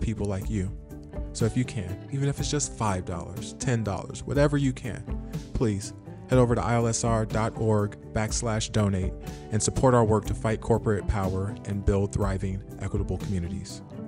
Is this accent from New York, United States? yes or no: no; Modesto, California, United States; my hometown of Modesto